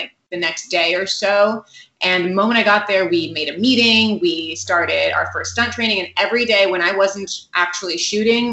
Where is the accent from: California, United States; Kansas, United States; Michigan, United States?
California, United States; Morgan Hill; also born or lived in San Jose; I grew up in Morgan Hill, which is about a half hour south of San Jose, but I also kind of grew up in San Jose